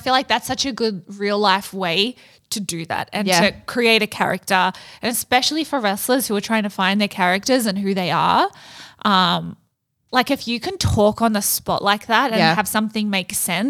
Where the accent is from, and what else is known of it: Australia; moved away